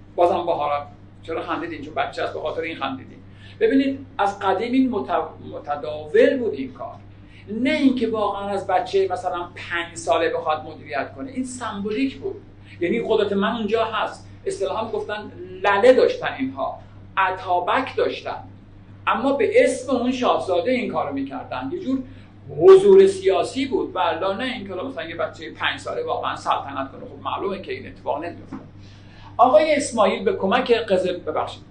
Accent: Iran; به عنوان یک ایرانی

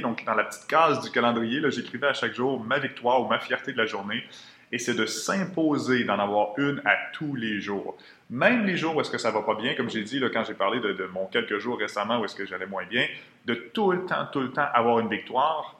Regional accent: Quebec City, Quebec, Canada; moved away; je viens de Québec à l'origine.

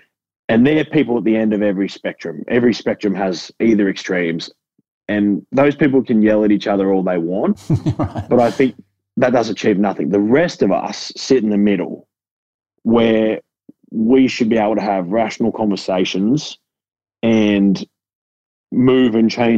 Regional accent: Gold Coast, Queensland, Australia; I grew up in suburbia on the Gold Coast, you know, like, and so even like I was kind of uneducated for a long part of my life.

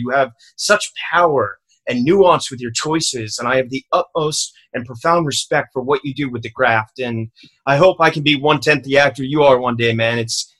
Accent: Richmond, Virginia, United States; I grew up in Richmond, Virginia, so I didn't really have access to theater

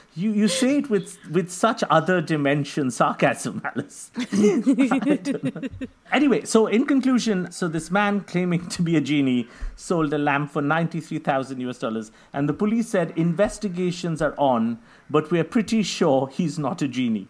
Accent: India; I'm from India

